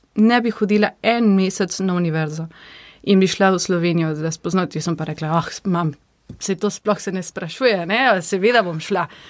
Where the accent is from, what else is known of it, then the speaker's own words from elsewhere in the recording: San Miguel de Tucumán, Tucumán, Argentina; Slovenian is a second language; moved away as an adult; now in Slovenia; prihajam iz Tukumana, to je v severu Argentine